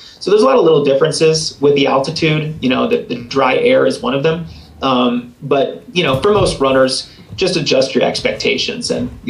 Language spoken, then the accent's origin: English; East Coast, United States; now in Colorado, United States; You know, I grew up on the East Coast, so I certainly was not used to the dry climate here in Colorado.